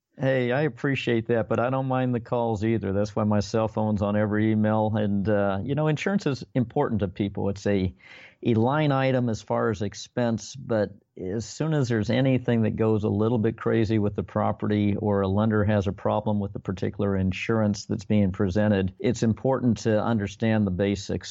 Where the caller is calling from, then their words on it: Long Beach, California, United States; Calling from Long Beach, California this evening